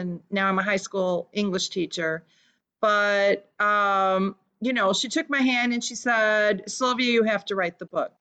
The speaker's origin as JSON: {"language": "English", "town": "Chicago", "region": "Illinois", "country": "United States", "tie": "born or raised there", "first_language": "Lithuanian", "second_language": "English", "said": "I was born in Chicago, 1960s, and my parents came from Lithuania and raised me to be a good little Lithuanian girl. And spoke only Lithuanian until I was in kindergarten"}